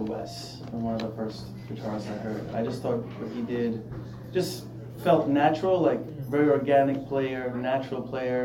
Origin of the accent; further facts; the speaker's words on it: New York City, New York, United States; the neighborhood where I grew up in Queens, Jamaica, Queens.